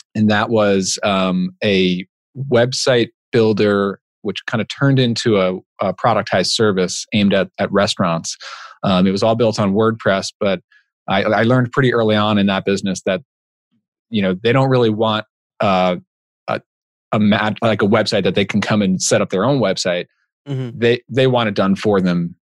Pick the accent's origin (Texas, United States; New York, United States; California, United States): New York, United States; Long Island; now in New Haven area, Connecticut, United States; I grew up in Long Island, New York, so I'm a Mets fan